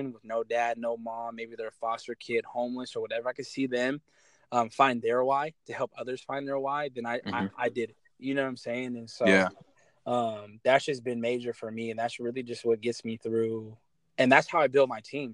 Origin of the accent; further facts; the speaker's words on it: Kent, Washington, United States; also born or lived in Ventura, California; And the city I'm from Kent, Washington. I was born in Ventura, California, but I grew up in Kent.